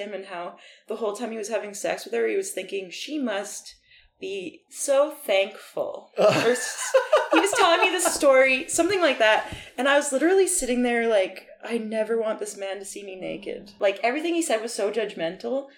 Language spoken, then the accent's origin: English; Peace River, Alberta, Canada; moved away as an adult; now in Vancouver, Canada; I'm from Peace River, Alberta